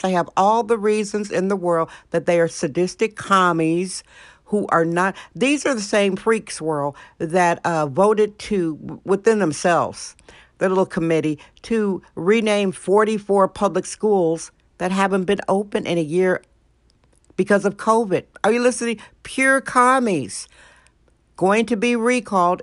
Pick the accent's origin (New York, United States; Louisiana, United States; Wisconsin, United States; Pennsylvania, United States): Wisconsin, United States; now in San Francisco, United States; My home state, Wisconsin, Wisconsin